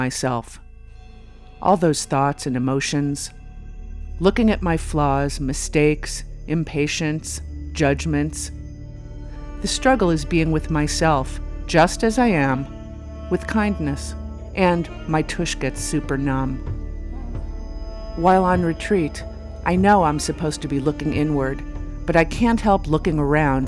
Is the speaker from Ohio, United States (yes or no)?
yes; Ohio, United States; moved away; my son and I took a trip to my home state of Ohio